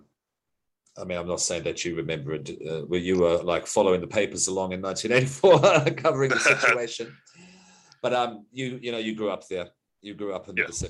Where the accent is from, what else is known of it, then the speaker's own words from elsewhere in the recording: West Coast, New Zealand; also born or lived in Australia; I am Australian, but I grew up in New Zealand. So in 1984, I was certainly in New Zealand. And I was in rural New Zealand.